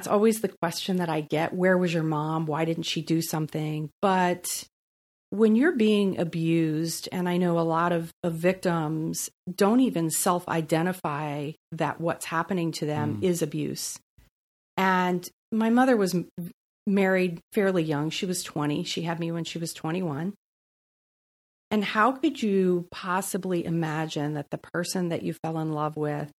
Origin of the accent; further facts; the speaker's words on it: East Coast, United States; So I'm a Navy brat. Well, I like to say I'm just a brat. But I've moved 36 times.